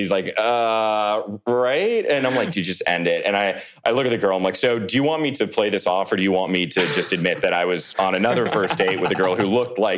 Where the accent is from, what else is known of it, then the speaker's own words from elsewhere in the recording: McLean, Virginia, United States; now in New York, United States; Yes, I'm from Virginia originally, outside of Washington, D.C.